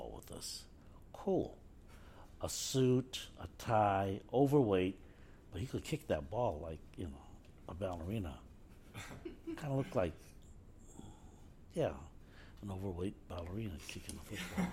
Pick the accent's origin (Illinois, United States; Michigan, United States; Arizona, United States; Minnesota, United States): Illinois, United States; Chicago; growing up in Chicago